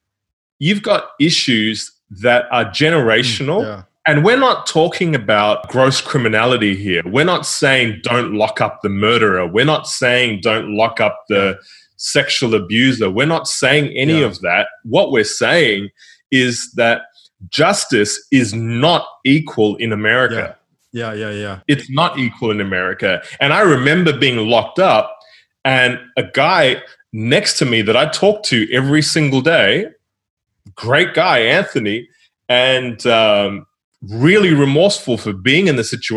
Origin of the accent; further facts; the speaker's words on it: New Zealand; also born or lived in Southeast Asia; now in Australia; I grew up in New Zealand, and my parents were missionaries in Southeast Asia, and then we moved to New Zealand